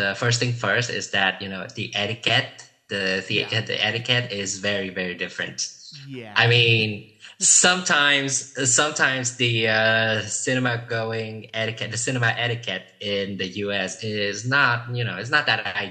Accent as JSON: {"language": "English", "country": "Vietnam", "also_born_or_lived": "Houston, Texas", "first_language": "Vietnamese", "second_language": "English"}